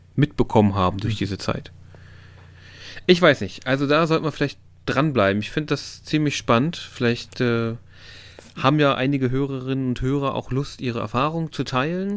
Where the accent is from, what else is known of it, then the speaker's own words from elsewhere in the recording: East Germany, Germany; now in Hannover, Germany; ich bin im Osten aufgewachsen